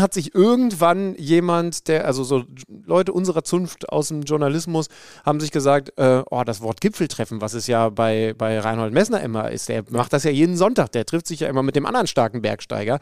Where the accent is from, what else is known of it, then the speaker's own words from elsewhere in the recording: Wolfsburg, Lower Saxony, Germany; moved away; aus meiner Heimat in Wolfsburg.